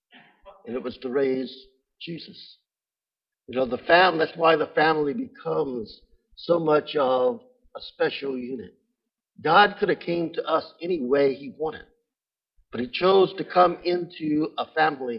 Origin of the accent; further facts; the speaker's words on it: Thibodaux, Louisiana, United States; Thibodaux is a very small town. That's nothing. I'm from Thibodaux.